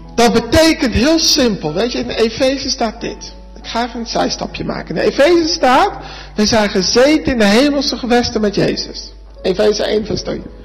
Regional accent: Arnhem, Gelderland, Netherlands; now in Alblasserdam, Netherlands; ik woon in Alblas-Stam, geboren in Arnhem

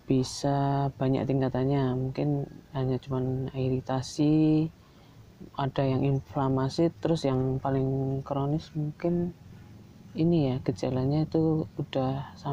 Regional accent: Yogyakarta, Special Region of Yogyakarta, Indonesia; Ya sebelumnya perkenalkan dulu saya dari Jogja.

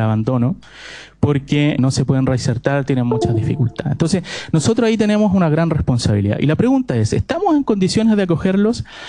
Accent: Santiago, Santiago Metropolitan Region, Chile; moved away; Yo soy santiaguino a todo esto. Soy un sureño en, formación

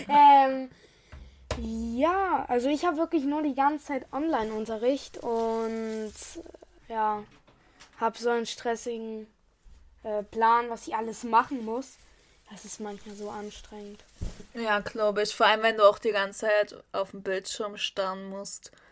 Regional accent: Saxony, Germany; wir kommen aus Raum Sachsen

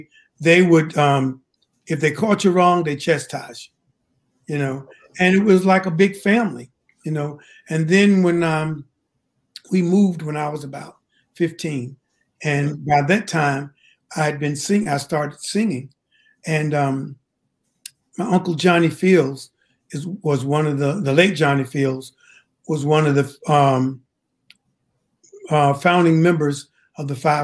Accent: Henderson, North Carolina, United States; Well, Henderson is a very small town. And during it, when I was growing up, everybody knew everybody.

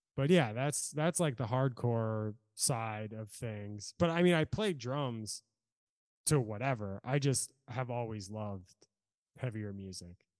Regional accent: Norfolk, Virginia, United States; also born or lived in California; now in Salem, United States; I'm from Norfolk, Virginia

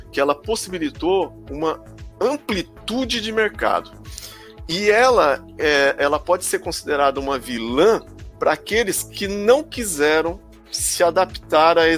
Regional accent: interior of São Paulo, Brazil; eu não sou de São Paulo. Eu não sou da capital. Sim. Tá? Eu sou do interior.

